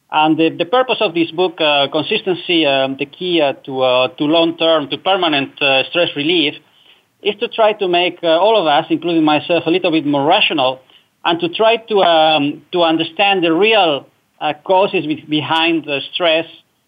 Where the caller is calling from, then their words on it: Netherlands; I'm calling from the Netherlands, Europe.